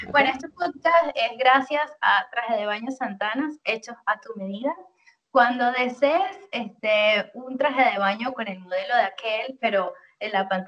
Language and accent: Spanish; Venezuela; cuando tienes que te representa, dices yo soy venezolana, pero al final de cuentas, bueno, es un papel que, que, que está contigo igual. O sea, tú vas a ser venezolana donde quiera que estés, eso nunca lo vas a perder.